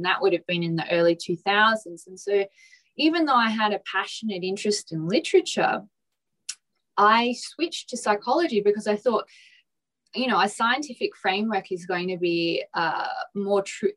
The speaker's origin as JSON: {"language": "English", "town": "Port Adelaide", "region": "South Australia", "country": "Australia", "tie": "born or raised there", "said": "I come from Port Adelaide in South Australia, which is of quite working class and quite blue collar"}